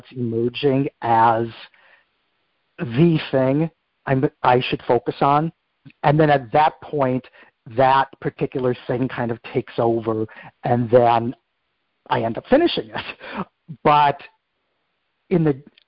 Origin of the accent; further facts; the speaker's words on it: Minnesota, United States; my life growing up in Minnesota